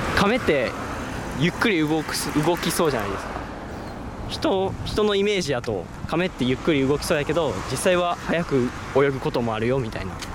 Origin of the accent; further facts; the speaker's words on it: Osaka, Japan; 大阪で生まれ育った